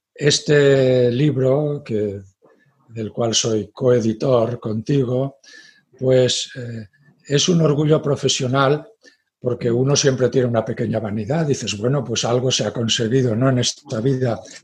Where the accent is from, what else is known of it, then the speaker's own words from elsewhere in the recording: Graus, Aragon, Spain; la zona de Graus, donde, eh, que es mi pueblo de referencia